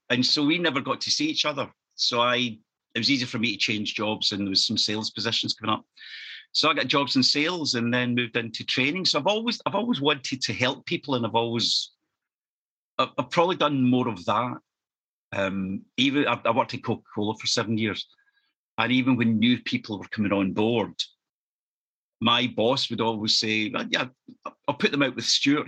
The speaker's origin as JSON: {"language": "English", "town": "East Kilbride", "region": "Scotland", "country": "United Kingdom", "tie": "born or raised there", "also_born_or_lived": "Norwich / London / Leamington Spa / Farnborough", "said": "my hometown of East Kilbride, which is just 10 miles south of Glasgow"}